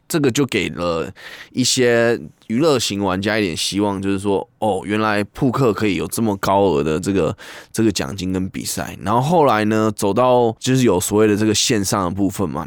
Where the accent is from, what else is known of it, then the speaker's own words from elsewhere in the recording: Taiwan; 那其实跟就跟我们台湾人的意思也有一点像